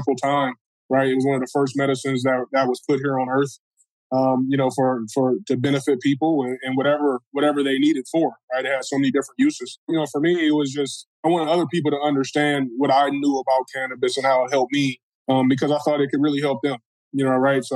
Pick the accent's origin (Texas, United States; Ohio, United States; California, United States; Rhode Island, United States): Ohio, United States; Cleveland; also born or lived in Seattle, Washington; now in Detroit, United States; born in Cleveland, Ohio